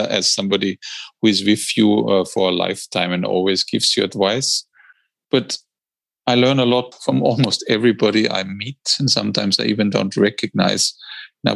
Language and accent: English; Austria; now in London, United Kingdom; I'm also building a small little house in my home country, Austria